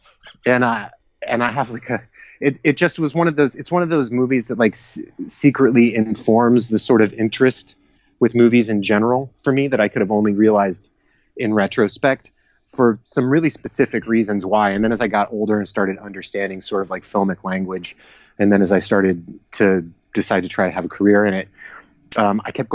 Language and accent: English; Georgia, United States; I grew up in Georgia